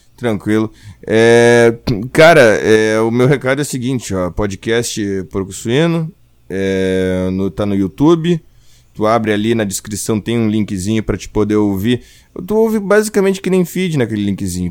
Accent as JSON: {"language": "Portuguese", "region": "Rio Grande do Sul", "country": "Brazil", "said": "eu sou gaúcho"}